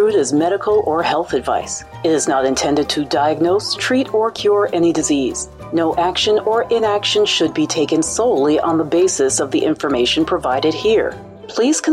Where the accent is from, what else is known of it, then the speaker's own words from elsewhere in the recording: New York, United States; I'm from New York